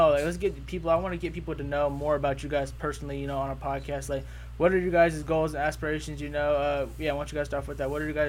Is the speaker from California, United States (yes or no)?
yes; Sacramento, California, United States; I'm the only one here from Sacramento, so, you know, I was stuck here, raised here